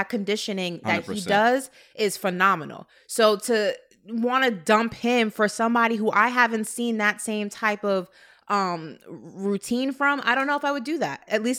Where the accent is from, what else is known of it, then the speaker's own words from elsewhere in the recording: New York, United States; as a New Yorker who's, you know, was in New York during 9/11